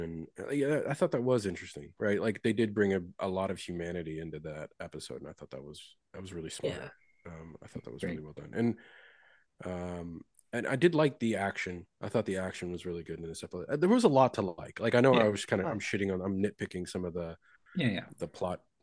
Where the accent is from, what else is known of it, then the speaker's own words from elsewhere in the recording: Kentucky, United States; I'm from Kentucky